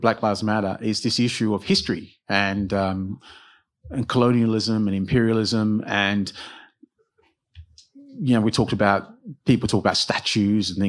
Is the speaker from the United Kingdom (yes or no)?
yes; United Kingdom; myself being British